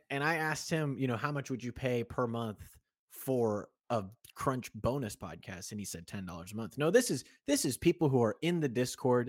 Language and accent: English; Kansas City, United States; moved away as an adult; When I was probably from the age of thirteen to about twenty-one when I left Kansas City, there was a barbershop that I would go to in my hometown.